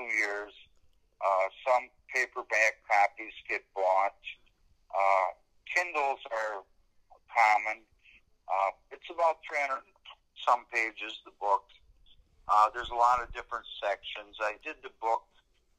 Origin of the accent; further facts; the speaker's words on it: Wisconsin, United States; now in Montana, United States; originally I'm from Wisconsin